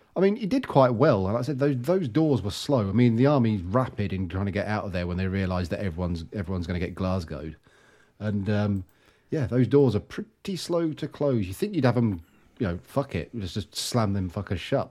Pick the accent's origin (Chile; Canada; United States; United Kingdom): United Kingdom; England; we're English